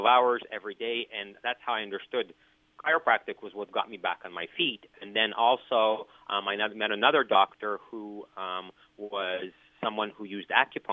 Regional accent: Canada; moved away as an adult; now in United States; I'm from Canada, and I live in the United States.

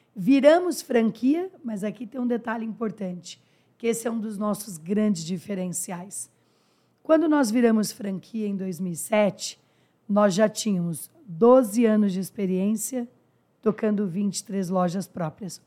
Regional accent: interior of São Paulo, Brazil; Sou do interior de São Paulo, filha de motorista de ônibus falecido

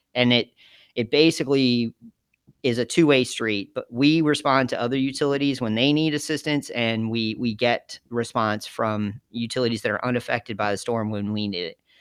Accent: Geneva, Illinois, United States; moved away as an adult; also born or lived in Jamestown, New York; I was from Geneva, Illinois, which is a little town outside of Chicago

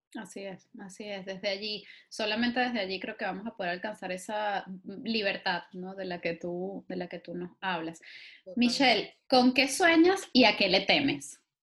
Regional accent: Venezuela; moved away; somos muchos los venezolanos que estamos por ahí haciendo cosas

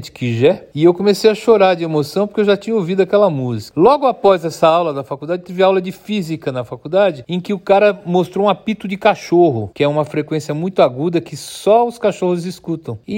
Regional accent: São Paulo, Brazil; born there; A cidade que eu nasci foi São Miguel Paulista, mas é São Paulo, né? Nasci em São Paulo e eu escolhi viver em São Paulo, mas eu já vivi em vários lugares.

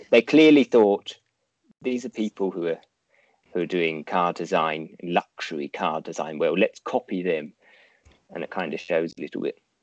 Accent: Canberra, Australian Capital Territory, Australia; the capital city, which isn't Sydney, it's Canberra

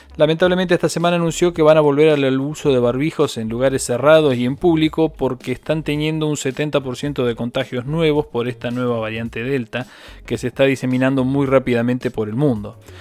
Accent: Argentina; como los argentinos lo sabemos

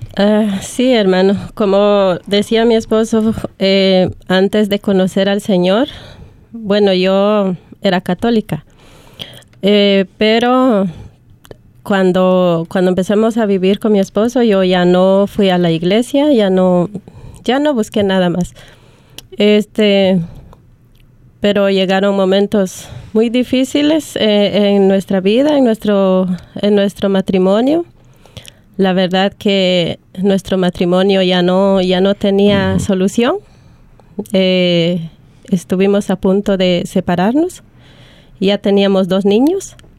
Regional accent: Guatemala; now in Australia; soy de Guatemala

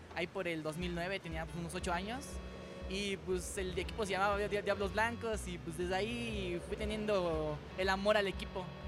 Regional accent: Toluca, State of Mexico, Mexico; soy de aquí de Toluca

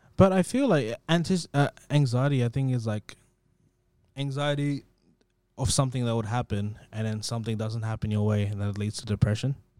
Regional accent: India; moved away; when I was growing up in India

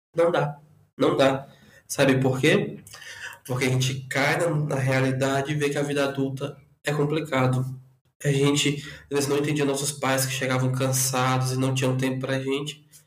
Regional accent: Porto Velho, Rondônia, Brazil; also born or lived in Rio Branco, Acre; now in São Paulo, Brazil; sou natural de Porto Velho, Rondônia, mas metade da minha vida morei em Porto Velho e a outra metade morei em Rio Branco, no Acre

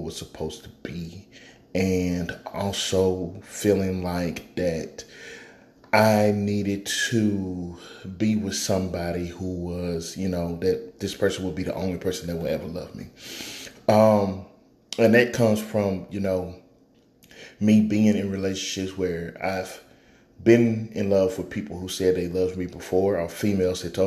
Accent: Houston, Texas, United States; I was born and raised in Houston, from Houston, Texas. So I'm a Southern boy.

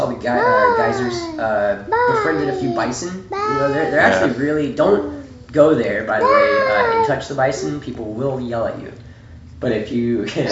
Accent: Florida, United States; moved away as an adult; also born or lived in Montana; now in Nashville, United States; I'm from Florida

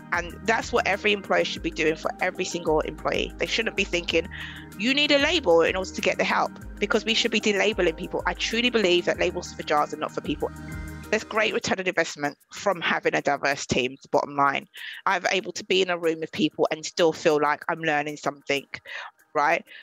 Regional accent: London, United Kingdom; I'm from Southeast London

